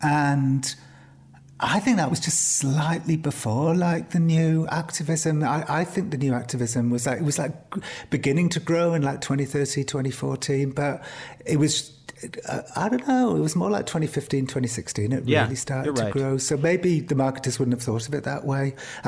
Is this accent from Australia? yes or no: no; Cardiff, Wales, United Kingdom; But I don't think my accent's particularly Welsh anyway, even though I grew up in Wales. I grew up in Cardiff